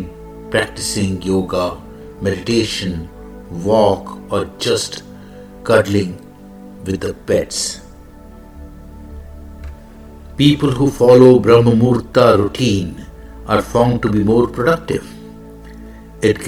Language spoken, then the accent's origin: English; India; I am the Indian monk